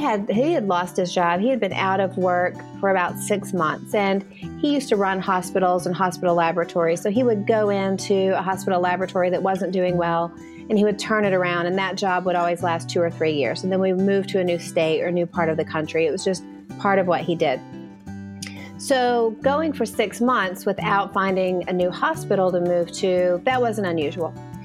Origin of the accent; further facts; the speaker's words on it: East Tennessee, United States; also born or lived in Nashville, Tennessee; I grew up in East Tennessee